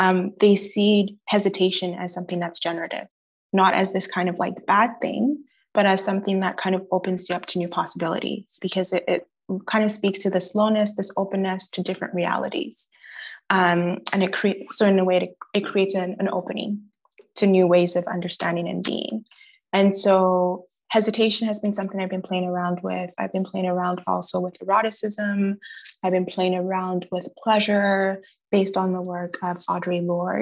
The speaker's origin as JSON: {"language": "English", "town": "Gatineau", "region": "Quebec", "country": "Canada", "tie": "born or raised there", "also_born_or_lived": "Montreal", "said": "I grew up in Gatineau"}